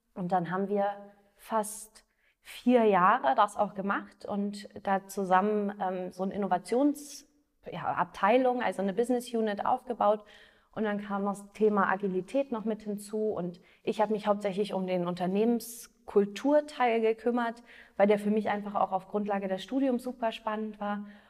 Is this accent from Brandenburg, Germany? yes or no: yes; Potsdam, Brandenburg, Germany; moved away as an adult; also born or lived in Berlin / Australia; now in Munich, Germany; Also ich bin in Potsdam geboren, und ähm, habe in Berlin Wirtschaftspsychologie studiert